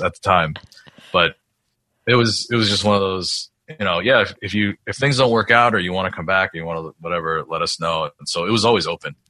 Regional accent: New York, United States; moved away; I grew up in New York

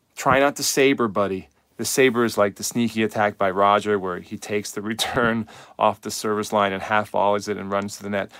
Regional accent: United States; I speak from a U S perspective 'cause I'm an American coach.

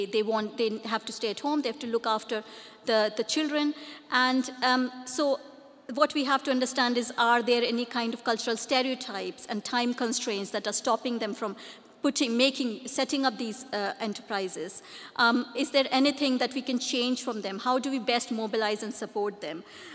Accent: India; English is a second language; moved away as an adult; I came from India 20 years ago here to do my PhD, so I would talk about from the South Asian women experience.

